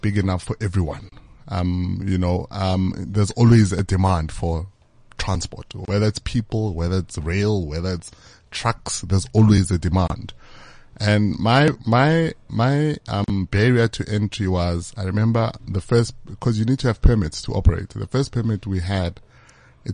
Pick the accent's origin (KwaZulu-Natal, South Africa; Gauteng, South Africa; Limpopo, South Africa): Gauteng, South Africa; Bekkersdal; Our business is based in Bekkersdal. I'm from Bekkersdal.